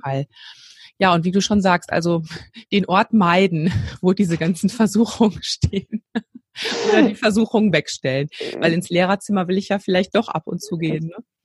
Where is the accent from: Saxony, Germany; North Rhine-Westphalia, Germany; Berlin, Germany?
North Rhine-Westphalia, Germany; hier bei uns in NRW